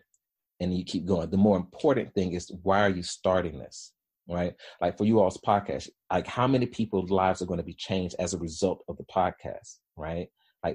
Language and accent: English; Birmingham, Alabama, United States; I was born in Birmingham, Alabama, in Woodlawn. And so anybody that knows Birmingham, particularly in the 80s and 90s, Woodlawn was not the place you wanted to be in, right? And so single parent, high school education, and three kids